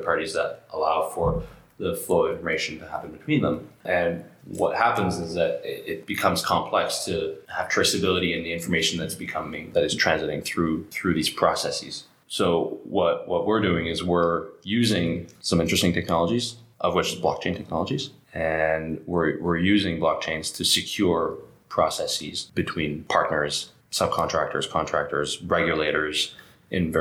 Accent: Canada; now in France; I'm a Canadian

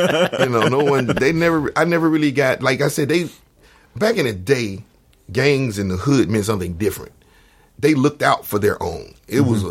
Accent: United States; also born or lived in Shady Oaks; this is where I grew up in Georgetown

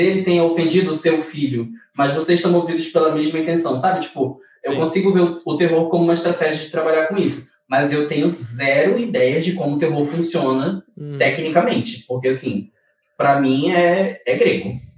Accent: North Region, Brazil; eu sou do Norte

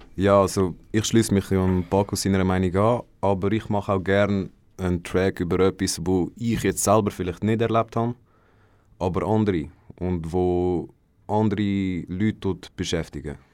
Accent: Mellingen, Aargau, Switzerland; ich komme aus Mellingen

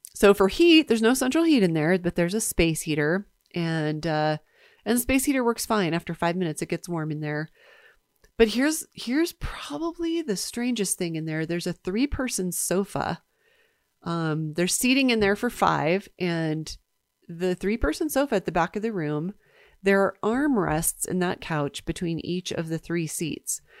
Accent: East Coast, United States; now in Park City, United States; I grew up in the East Coast

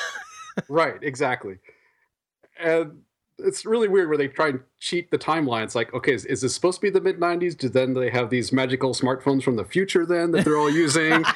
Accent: Iowa, United States; I grew up in Iowa

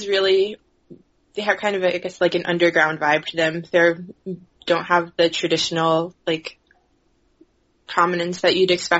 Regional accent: Charlotte, North Carolina, United States; moved away as an adult; even though I grew up in North Carolina, my family's not from North Carolina, so I don't identify as much with, like, a heritage of, you know, North Carolinianness.

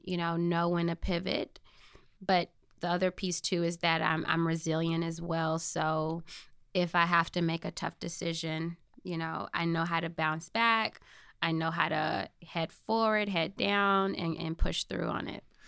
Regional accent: Chicago, Illinois, United States; also born or lived in Michigan; I grew up in the Inglewood community on the South Side, born and raised there.

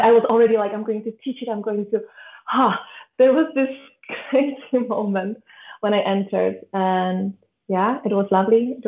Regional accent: Czechia; I'm from the Czech Republic

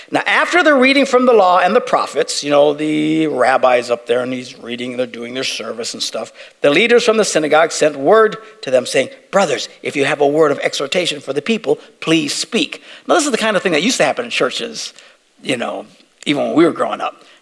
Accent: Green Bay, Wisconsin, United States; We're from Green Bay.

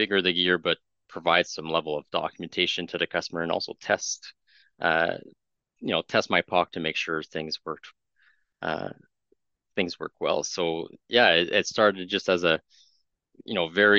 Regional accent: Montreal, Quebec, Canada; first language French; English is a second language; now in Ottawa, Canada; I grew up in Montreal, so I'm more native French speaking. So you'll potentially notice that in my accent when I'm talking

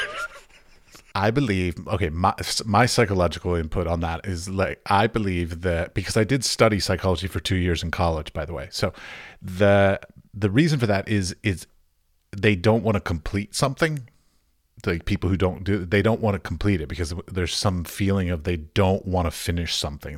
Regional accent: United States; moved away as an adult; now in Prague, Czech Republic; I'm an American artist living in Europe

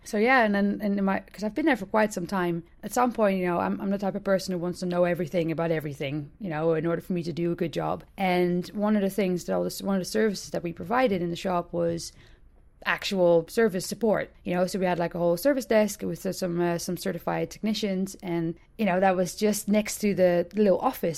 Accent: Hilversum, North Holland, Netherlands; my hometown of, uh, Hilversum, Nord-Holland

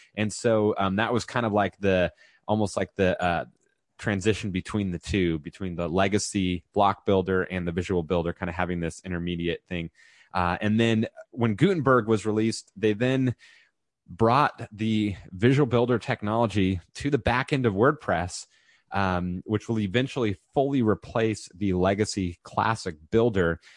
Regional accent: California, United States; moved away as an adult; also born or lived in Texas; I was previously in Texas and just made it back to California where I'm from

